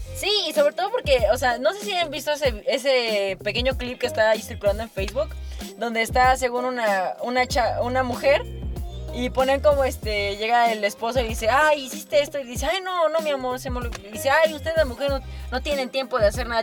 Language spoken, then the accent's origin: Spanish; Mexico; como mexicanos, como mexicanos